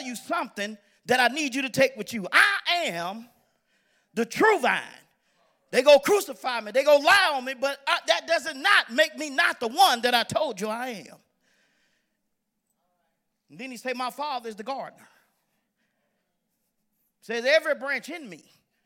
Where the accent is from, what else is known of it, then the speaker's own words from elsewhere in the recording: Pensacola, Florida, United States; moved away; I'm from Pensacola, Florida